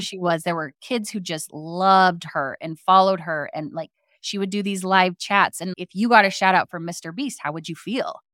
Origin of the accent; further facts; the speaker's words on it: Arizona, United States; I grew up in Arizona